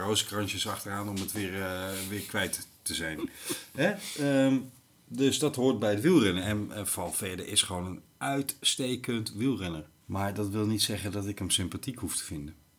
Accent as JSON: {"language": "Dutch", "region": "Limburg", "country": "Netherlands", "tie": "born or raised there", "also_born_or_lived": "Lelystad", "moved": "yes", "said": "ik ben in katholiek Limburg geboren"}